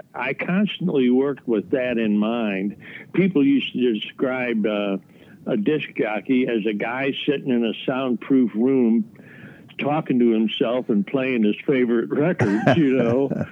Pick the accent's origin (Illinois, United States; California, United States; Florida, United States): Illinois, United States; Chicago; I grew up in Chicago or a suburb of Chicago